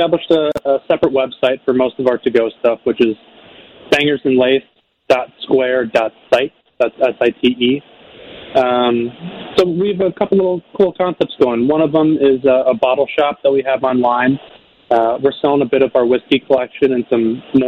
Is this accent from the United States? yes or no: yes; Naperville, Illinois, United States; born and raised in Naperville